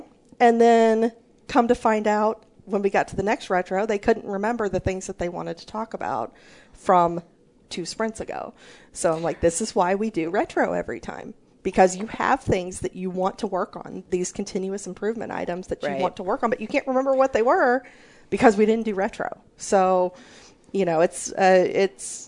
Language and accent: English; near St. Louis, Missouri, United States; When I was growing up, I grew up near St. Louis, Missouri, and we had Six Flags there.